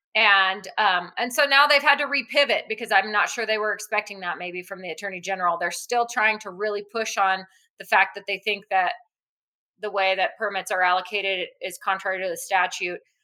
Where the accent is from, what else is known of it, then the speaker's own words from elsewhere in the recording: New Mexico, United States; I'm born and raised in New Mexico and I'm sure I'll be here my whole life